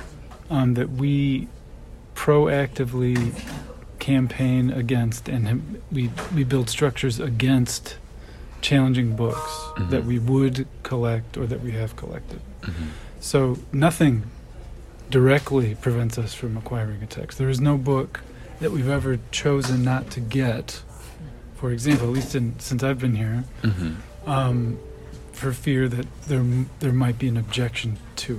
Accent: Michigan, United States; now in Louisiana, United States; my home state of Michigan

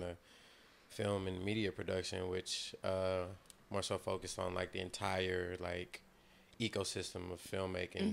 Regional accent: the South, United States; all of us are from the South.

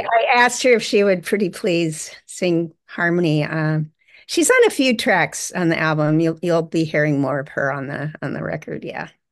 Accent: Ojai, California, United States; also born or lived in Orange County, California / San Francisco, California; I grew up in Ojai, California

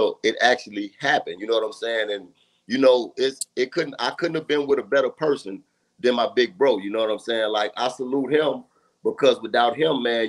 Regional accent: Louisiana, United States; I grew up in the South, Louisiana, you know, the North, Northeast

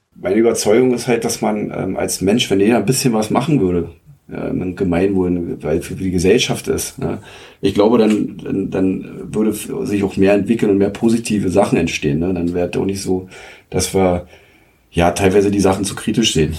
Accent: Zeuthen, Brandenburg, Germany; meine Heimat ist ja Zeuthen. Ich habe ja damals auch ähm, so als Jugendlicher die Fusion mitgemacht mit SG Zeuthen

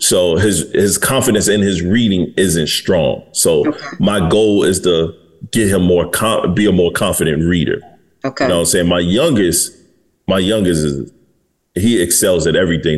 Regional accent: Detroit, Michigan, United States; I'm from Detroit, Michigan

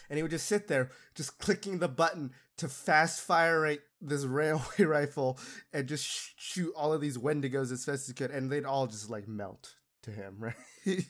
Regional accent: Utah, United States; I grew up in Utah

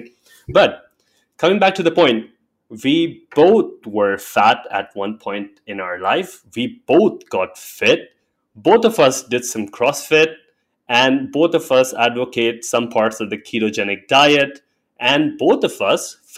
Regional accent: India; I'm an Indian by birth, and I grew up learning about Hindu mythology and religion and culture

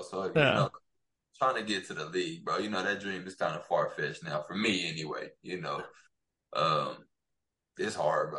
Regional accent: Plainview, Texas, United States; also born or lived in Alton, Illinois; I'm born and raised. Well, I was born in actually Alton, Illinois, but I moved here at a young age. Like, I think I was like 1.5. So, Plainview is my hometown.

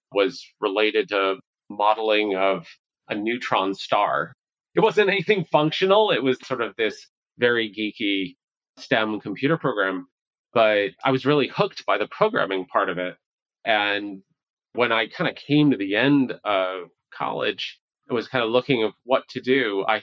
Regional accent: New Hampshire, United States; also born or lived in New York City / Long Island; I was born in New York City, and I would say one attribute kind of growing up was just moving around a lot. We went from New York City to Long Island up to New Hampshire.

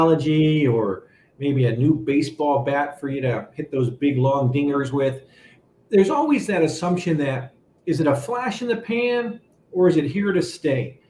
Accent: California, United States; I grew up in California

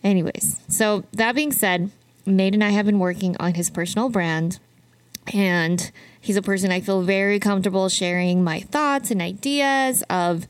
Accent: Utah, United States; moved away as an adult; now in Arizona, United States; I am from Utah. So Arizona is still quite new for me

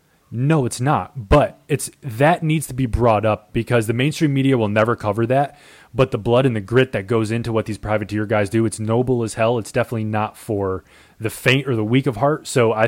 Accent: New York, United States; I mean, dude, we're from New York.

